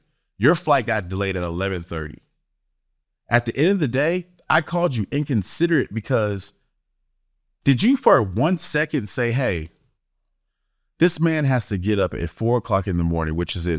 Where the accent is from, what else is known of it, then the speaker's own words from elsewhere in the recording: East Coast, United States; Because this person grew up on the West Coast and I grew up on the East Coast.